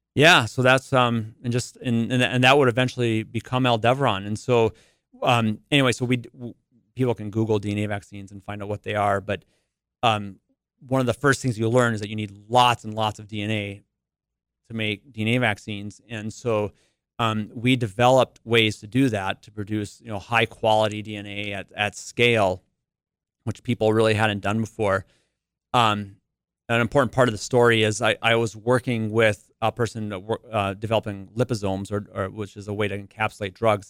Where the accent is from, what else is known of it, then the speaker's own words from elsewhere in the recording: Carrington, North Dakota, United States; I grew up in Carrington